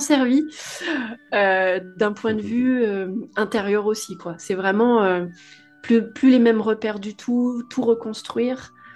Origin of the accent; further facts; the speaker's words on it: Nord-Isère, near Lyon, Auvergne-Rhône-Alpes, France; moved away as an adult; now in Réunion, France; j'ai grandi en France métropolitaine, à une heure de Lyon à peu près, dans la campagne du Nord-Isère.